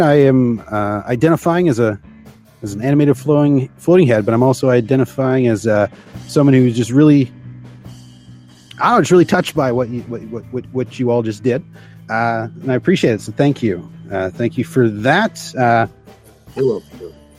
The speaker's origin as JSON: {"language": "English", "country": "Canada", "said": "I identify as a Canadian, obviously. I am Canadian"}